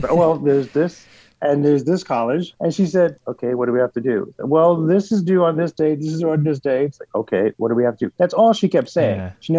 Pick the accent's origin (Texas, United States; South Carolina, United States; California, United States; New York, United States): New York, United States; She was holding down two jobs to send me through private school because I grew up in Central Harlem.